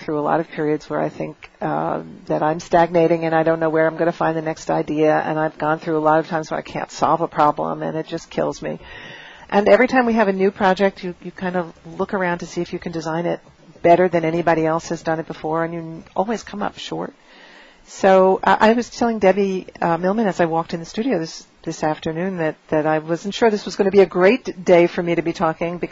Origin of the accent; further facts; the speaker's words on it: New York City, New York, United States; as a New Yorker and a person who sort of has lived most of her life here